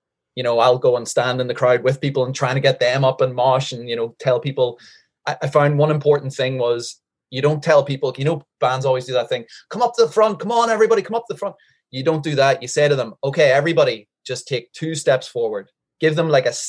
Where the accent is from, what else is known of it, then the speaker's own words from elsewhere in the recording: Northern Ireland, United Kingdom; moved away as an adult; also born or lived in Changwon, South Korea; now in South Korea; I grew up in Northern Ireland as an Irish Catholic